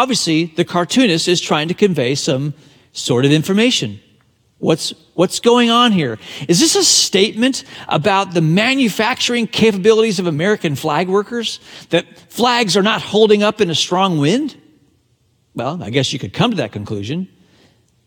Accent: Hong Kong; the British colony of Hong Kong, my hometown

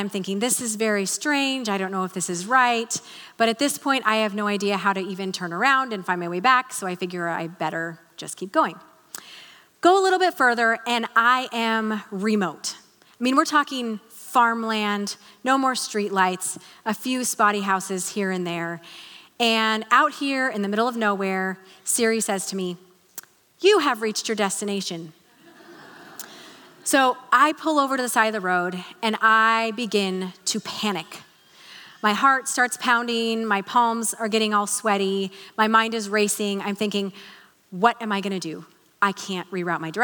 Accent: Salem, United States; we moved back here to Salem, which was a little bit weird for me because this was my hometown

